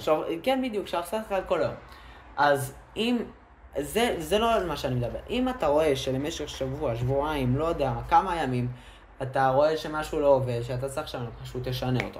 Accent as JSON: {"language": "Hebrew", "town": "Ashkelon", "region": "Southern District", "country": "Israel", "said": "אנחנו מאשקלון"}